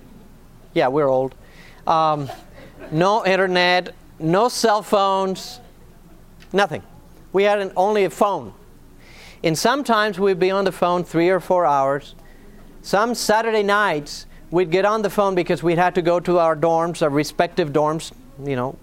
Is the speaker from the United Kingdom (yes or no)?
no; Argentina; moved away; also born or lived in Northern California; I was born and raised in Argentina